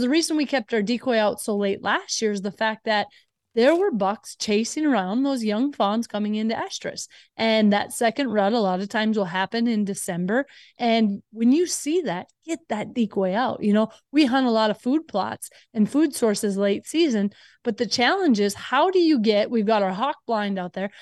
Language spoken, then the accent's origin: English; Minnesota, United States; I grew up in Minnesota